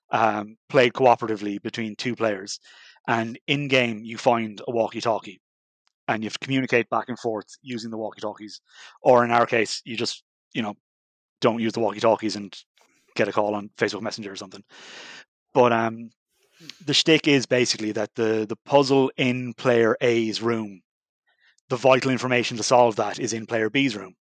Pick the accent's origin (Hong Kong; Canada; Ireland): Ireland; we're a group of straight white men with beards. Yeah. No, our edge is that we're Irish